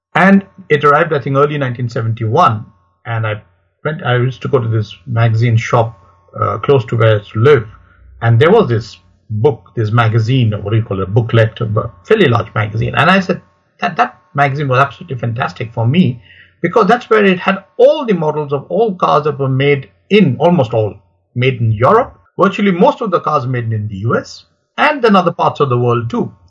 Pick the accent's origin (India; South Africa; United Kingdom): India; I grew up in India